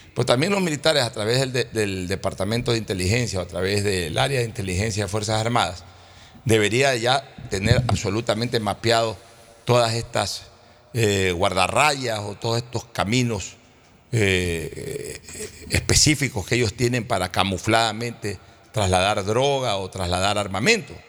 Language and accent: Spanish; Ecuador; nosotros como ecuatorianos